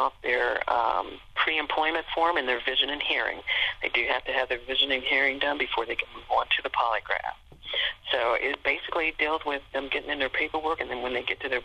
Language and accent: English; Cincinnati, Ohio, United States; also born or lived in Portsmouth, Ohio; I'm from Cincinnati, and so I was able to transfer back within a year to my, close to my home area.